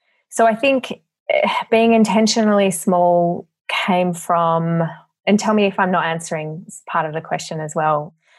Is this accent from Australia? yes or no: yes; Melbourne, Victoria, Australia; also born or lived in Perth / Brisbane; I was born in Perth and moved with my parents and brother to Brisbane and then later to Melbourne.